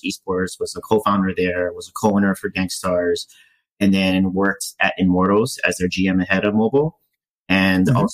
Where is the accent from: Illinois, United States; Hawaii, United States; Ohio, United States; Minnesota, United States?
Hawaii, United States; also born or lived in South Korea; now in Los Angeles, United States; I grew up in Hawaii, so I'm always used to 70, 80 degree weather